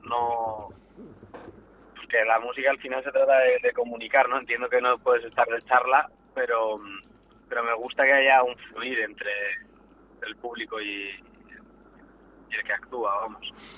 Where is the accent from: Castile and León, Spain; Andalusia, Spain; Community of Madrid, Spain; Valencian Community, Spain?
Castile and León, Spain; Valladolid; soy natal de Valladolid